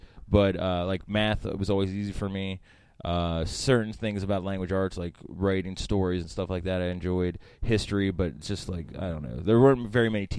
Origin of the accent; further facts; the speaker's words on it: Frederick, Maryland, United States; also born or lived in Baltimore; I was born in Baltimore, and then we moved to Frederick when I was probably, like, seven.